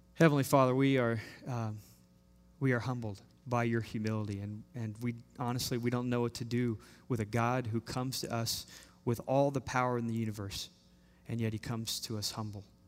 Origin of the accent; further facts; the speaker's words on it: Austin, Texas, United States; we're from Austin, Texas.